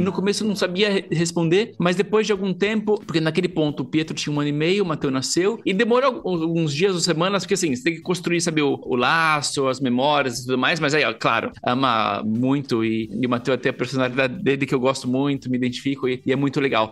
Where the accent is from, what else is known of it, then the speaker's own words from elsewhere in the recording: Brazil; a gente, como brasileiros